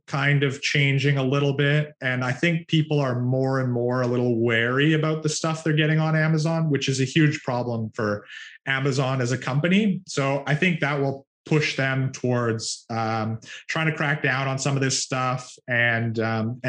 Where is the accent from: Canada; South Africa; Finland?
Canada; I'm Canadian